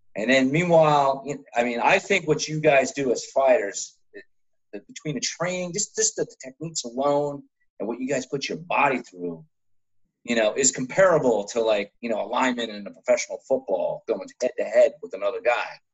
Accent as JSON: {"language": "English", "region": "New Jersey", "country": "United States", "said": "I'm from Jersey"}